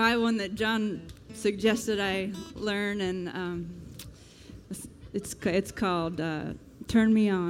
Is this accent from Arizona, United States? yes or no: no; Taylorstown, Virginia, United States; I'm from Northern Virginia in Western Loudoun County. It's a place called Taylorstown.